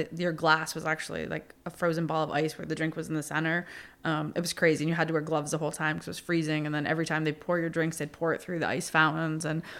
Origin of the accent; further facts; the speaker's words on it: Plattsburgh, New York, United States; ooh, we're like from Plattsburgh. Like, we're not used to this kind of treatment, you know?